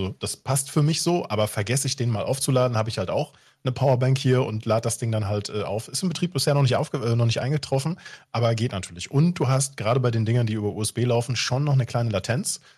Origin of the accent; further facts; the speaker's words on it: West Germany, Germany; Ich bin im Westen groß geworden